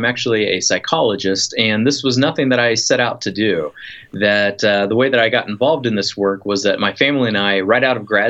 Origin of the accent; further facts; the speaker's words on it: Midwest, United States; moved away as an adult; we're from the Midwest.